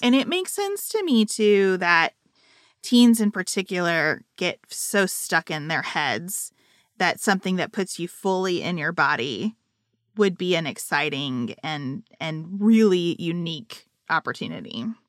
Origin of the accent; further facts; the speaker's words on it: United States; as an American